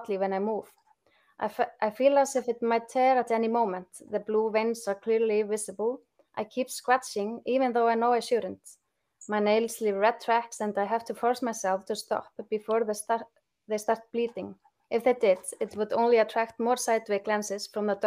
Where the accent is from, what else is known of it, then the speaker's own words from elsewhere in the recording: Akranes, Western Region, Iceland; my hometown, Akranes